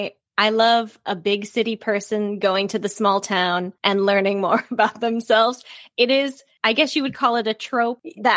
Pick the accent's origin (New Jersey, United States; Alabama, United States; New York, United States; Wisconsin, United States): Wisconsin, United States; moved away; I didn't grow up in a small town, but I grew up in Wisconsin. So similarly, it just felt small.